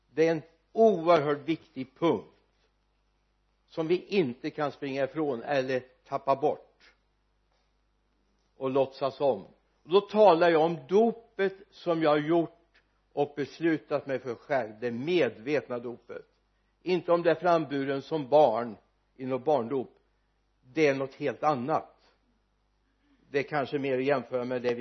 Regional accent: Sweden; vi som är födda och uppvuxna i Sverige

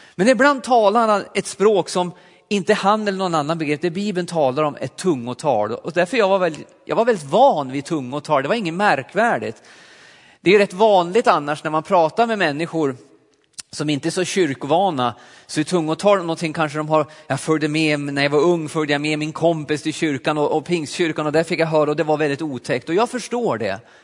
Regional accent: Alsen, Jämtland, Sweden; moved away; also born or lived in Östersund / Forshaga; Jag är uppvuxen uppe i Jämtland i en liten pingstförsamling i Alsen

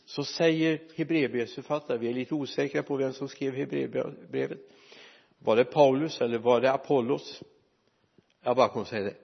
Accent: Sweden; när jag växte upp hemma i en handelsträdgård inte så många mil härifrån fem, sex mil härifrån växte jag upp

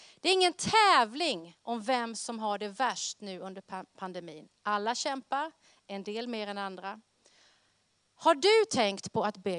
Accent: Karlskrona, Blekinge, Sweden; accent: Blekinge R; now in Västerås, Sweden; Jag är född och uppvuxen i Karlskrona nere i Blekinge

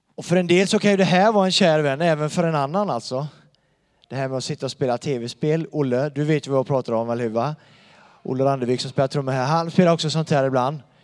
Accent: Donsö, Västra Götaland, Sweden; now in Bankeryd, Sweden; jag bor i Bankeryd och han bor på Donsö där jag kommer ifrån

